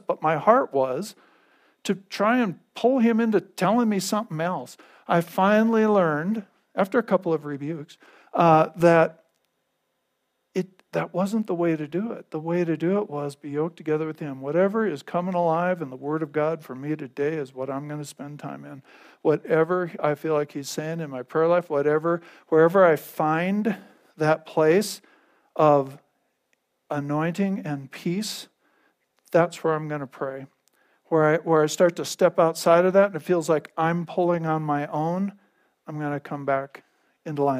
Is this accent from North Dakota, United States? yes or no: yes; North Dakota, United States; now in Gunnison, United States; I grew up in North Dakota